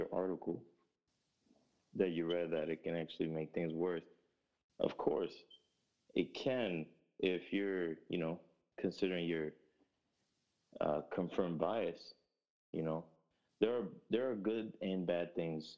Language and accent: English; Grand Rapids, Michigan, United States; also born or lived in Newark, New Jersey; I moved to Michigan, in Grand Rapids, Michigan.